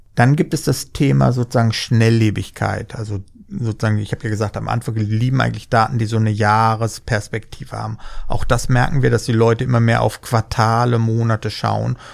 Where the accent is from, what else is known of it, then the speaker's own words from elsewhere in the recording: Germany; wir sind Deutsche